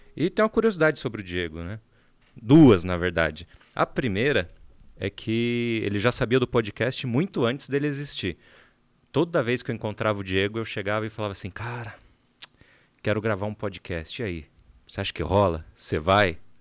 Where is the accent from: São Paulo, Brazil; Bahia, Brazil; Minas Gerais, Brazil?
São Paulo, Brazil; São José dos Campos; moved away as an adult; now in São Paulo, Brazil; Nós somos de São José dos Campos, embora agora todos baseados em São Paulo.